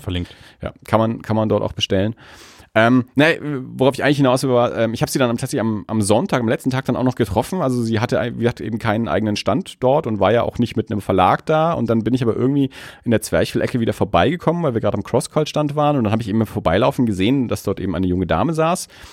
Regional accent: Erlangen, Bavaria, Germany; ich bin ja nun mal in Erlangen aufgewachsen

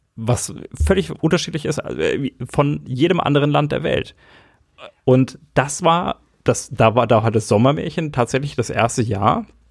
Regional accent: Erlangen, Bavaria, Germany; ich bin in Erlangen geboren

